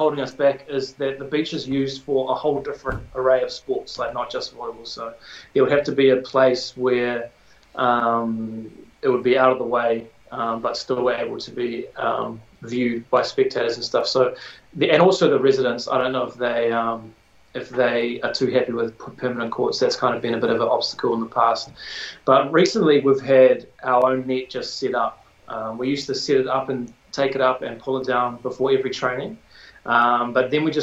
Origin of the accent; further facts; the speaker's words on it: Tauranga, Bay of Plenty, New Zealand; I grew up in Tauranga, went to Otamoto College